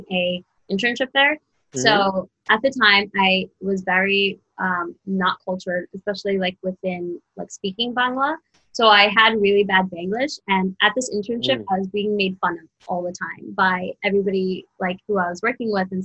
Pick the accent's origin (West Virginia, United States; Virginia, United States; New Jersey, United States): New Jersey, United States; moved away; also born or lived in Brooklyn; I grew up in New Jersey